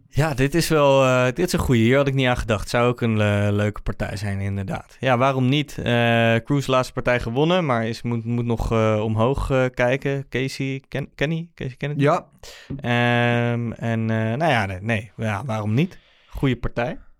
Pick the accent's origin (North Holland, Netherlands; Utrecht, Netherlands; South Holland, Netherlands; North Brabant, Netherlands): South Holland, Netherlands; The Hague; Ik kom uit Den Haag